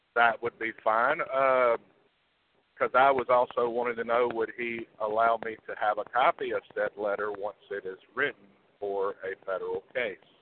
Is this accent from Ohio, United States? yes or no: no; North Carolina, United States; also born or lived in New York; I'm from North Carolina. I lived up there